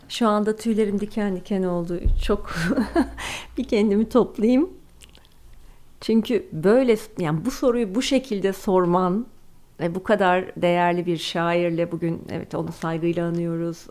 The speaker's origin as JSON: {"language": "Turkish", "region": "Ankara", "country": "Turkey", "also_born_or_lived": "London", "moved": "yes", "lives_now": "Istanbul, Turkey"}